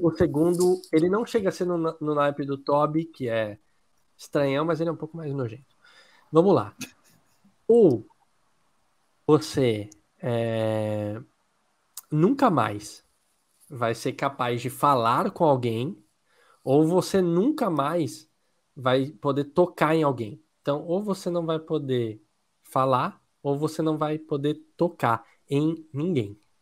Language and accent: Portuguese; Brazil; Eu sou brasileiro